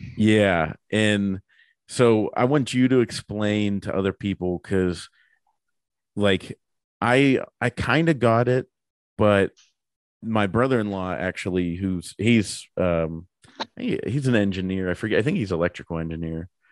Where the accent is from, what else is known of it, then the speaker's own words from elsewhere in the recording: Pittsburgh, Pennsylvania, United States; we're both from Pittsburgh